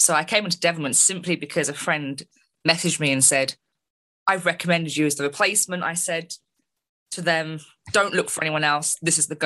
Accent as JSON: {"language": "English", "region": "London", "country": "United Kingdom", "tie": "born or raised there", "said": "my hometown, London"}